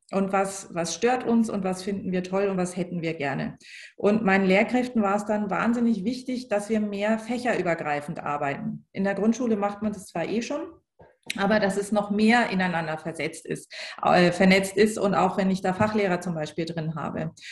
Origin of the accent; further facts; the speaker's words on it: Schleswig-Holstein, Germany; now in Bavaria, Germany; ich komme ja ursprünglich aus Schleswig-Holstein